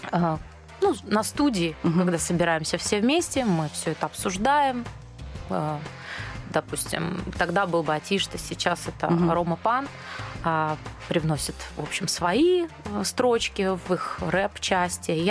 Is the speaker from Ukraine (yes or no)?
yes; Dnipro, Dnipropetrovsk Oblast, Ukraine; Вообще мы из Днепропетровска обе.